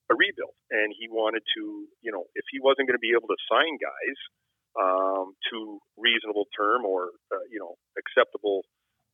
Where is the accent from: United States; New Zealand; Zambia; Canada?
Canada; Toronto, Ontario; moved away; Toronto, which is, you know, my hometown, and my childhood dream was playing for the Leafs